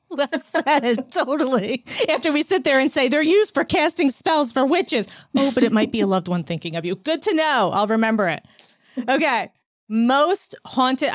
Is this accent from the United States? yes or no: yes; New York City, New York, United States; I'm a New Yorker